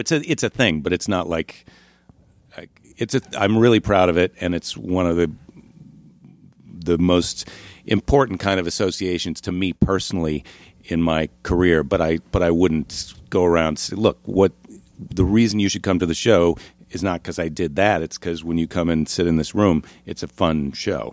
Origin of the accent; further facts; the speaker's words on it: La Crosse, Wisconsin, United States; also born or lived in Iowa; I was born in Iowa, but then, uh, I spent a, most of my childhood in La Crosse, Wisconsin.